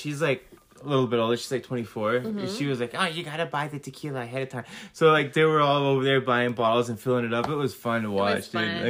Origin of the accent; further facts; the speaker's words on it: New England, United States; I'm just kidding. It's because I'm from New England.